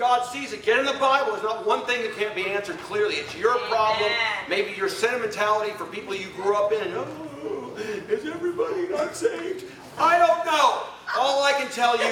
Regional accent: Arizona, United States; I'm from Arizona

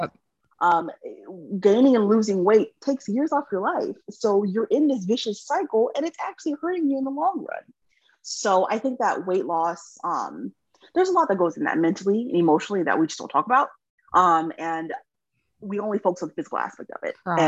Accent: California, United States; moved away as an adult; also born or lived in Texas; I'm from California

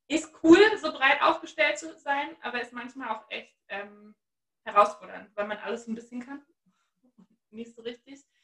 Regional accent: Halle, Saxony-Anhalt, Germany; Ich bin richtig gebürtiger Ossi. Ähm, ich komme aus Halle an der Saale

